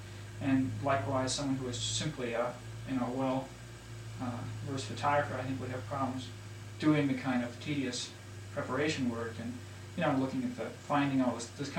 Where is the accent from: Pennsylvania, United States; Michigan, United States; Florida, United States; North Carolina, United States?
Michigan, United States; Detroit; Detroit, Michigan. Is where I'm. My father works for the Ford Motor Company. Classic Detroit